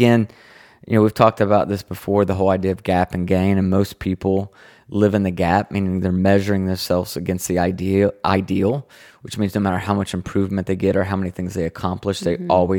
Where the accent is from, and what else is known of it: the South, United States